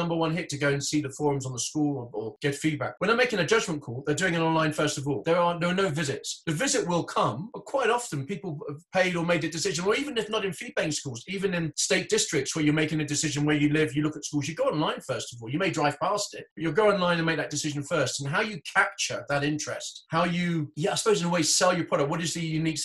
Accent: Hong Kong; moved away; I grew up in Hong Kong

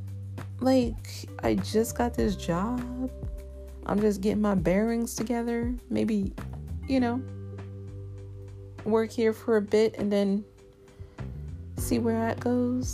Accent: New York City, New York, United States; I'm a New Yorker

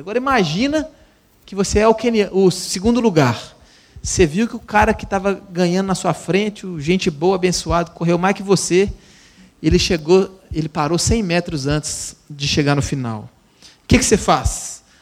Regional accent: Itabira, Minas Gerais, Brazil; Eu sou é, mineiro, nascido e criado em Itabira, Minas Gerais

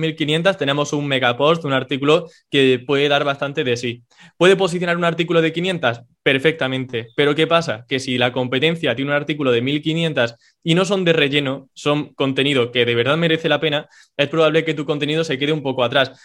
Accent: Córdoba, Andalusia, Spain; soy un chico de Córdoba, en España

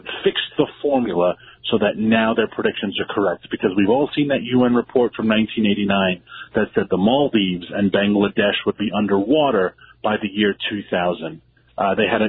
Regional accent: New York City, New York, United States; where I grew up in Queens

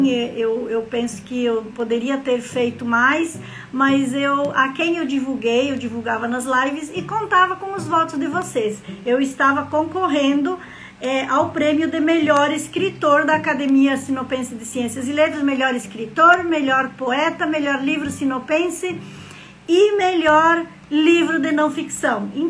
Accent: Rio Grande do Sul, Brazil; moved away as an adult; now in Mato Grosso, Brazil; Sou gaúcha, morando em Mato Grosso desde 2011 e eu tenho o título de cidadã matogrossense

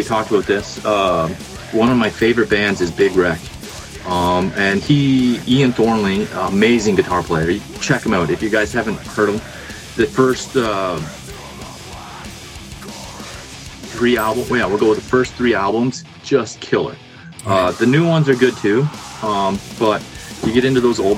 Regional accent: between Ottawa and Toronto, Ontario, Canada; now in Kingston, Canada; where I grew up is pretty much in the middle between Ottawa and Toronto

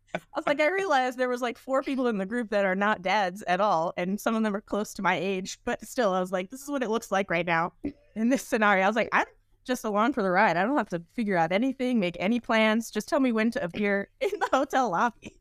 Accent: United States; moved away; also born or lived in Austin, Texas; I grew up outside Washington, D C

